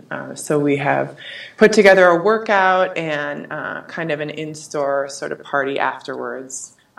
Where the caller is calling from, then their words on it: Golden, Colorado, United States; I am calling in from Golden, Colorado.